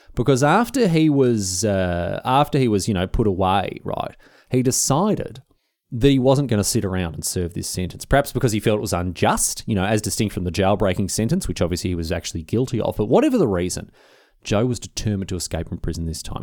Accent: Melbourne, Victoria, Australia; I'm from Victoria

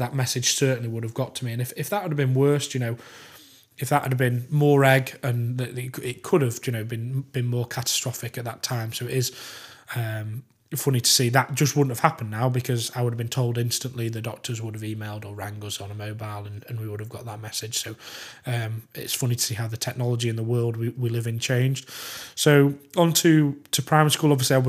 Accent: Manchester, North West England, United Kingdom; born there; So I was born in Manchester Royal Infirmary, I think, March 14, 1991.

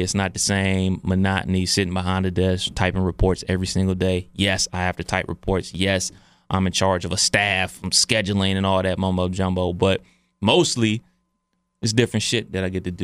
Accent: Cleveland, Ohio, United States; I was from Cleveland.

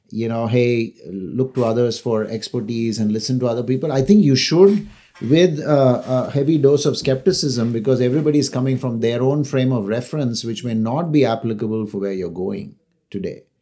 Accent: Chennai, Tamil Nadu, India; also born or lived in Delhi / Calcutta / Kerala; So I was in Delhi for a few years, Calcutta for a few years. We were in Kerala for a few years. I am from Chennai, but I've actually lived there only two years of my life.

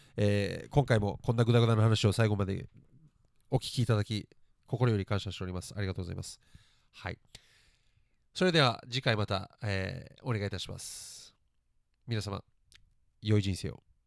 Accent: Japan; 日本で育って

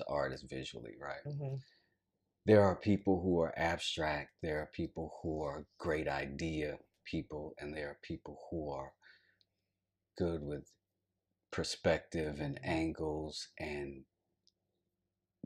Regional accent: High Point, North Carolina, United States; now in Atlanta, United States; I'm from High Point, North Carolina

